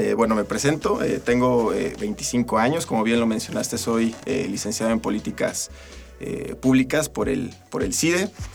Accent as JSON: {"language": "Spanish", "town": "Tula de Allende", "region": "Hidalgo", "country": "Mexico", "tie": "born or raised there", "also_born_or_lived": "State of Mexico", "moved": "yes", "lives_now": "Aguascalientes, Mexico", "said": "Yo soy eh, originario de Hidalgo. yo nací en, Tula, de, Tula de Allende, Hidalgo."}